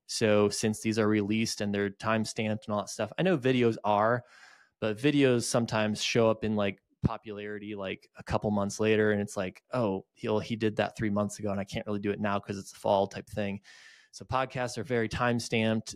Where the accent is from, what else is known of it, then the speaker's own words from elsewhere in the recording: just outside of Detroit, Michigan, United States; moved away as an adult; now in Greenville, United States; I grew up just outside of Detroit, uh, moved to Greenville, South Carolina in two thousand nine for college, and I never left.